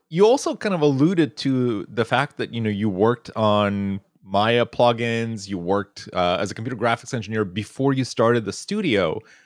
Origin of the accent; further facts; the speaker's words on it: Moldova; moved away; growing up in Eastern Europe and back in Moldova